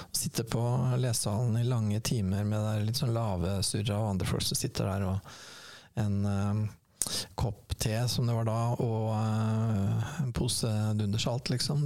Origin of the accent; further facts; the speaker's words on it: Sarpsborg, Østfold, Norway; jeg er jo fra Sarpsborg